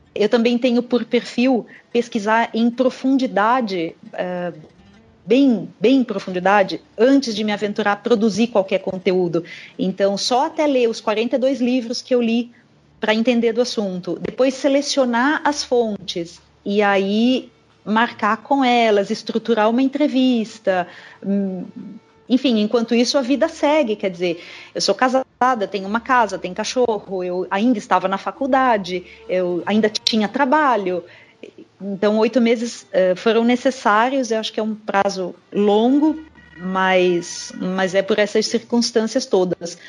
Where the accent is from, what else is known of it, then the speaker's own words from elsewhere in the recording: São Paulo, Brazil; Eu sou nascida e criada em São Paulo